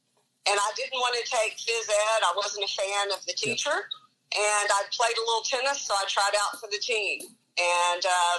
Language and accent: English; Lubbock, Texas, United States; born or raised there; moved away as an adult; now in Dallas, United States